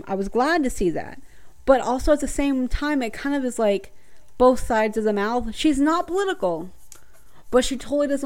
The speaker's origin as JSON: {"language": "English", "region": "the South", "country": "United States", "said": "I'm from the South"}